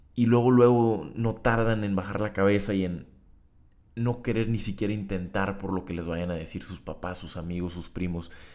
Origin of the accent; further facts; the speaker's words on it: Tijuana, Baja California, Mexico; moved away as an adult; now in Monterrey, Mexico; Tijuana es mi ciudad natal, donde está toda la sociedad que yo conozco